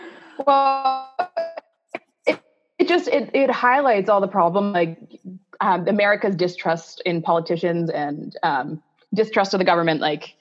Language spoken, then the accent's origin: English; Ontario, Canada